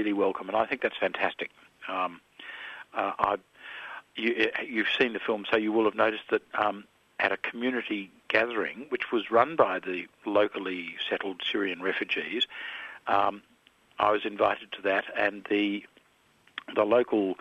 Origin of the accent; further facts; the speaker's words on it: Melbourne, Victoria, Australia; I grew up in Melbourne in the 1950s